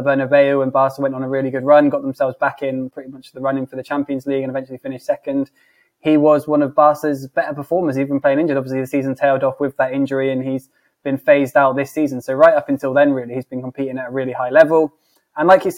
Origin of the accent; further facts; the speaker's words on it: England, United Kingdom; I'm obviously English